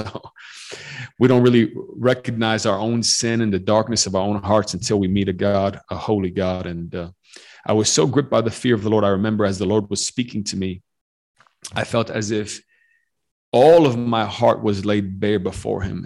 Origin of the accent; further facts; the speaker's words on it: Chicago, Illinois, United States; also born or lived in Western Romania; I grew up in the U.S., grew up in Chicago